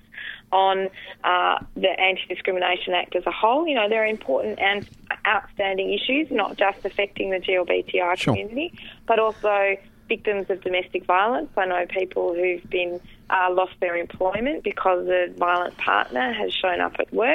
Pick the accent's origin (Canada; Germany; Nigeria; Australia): Australia; Western Australia; moved away; in Western Australia, the state that I came from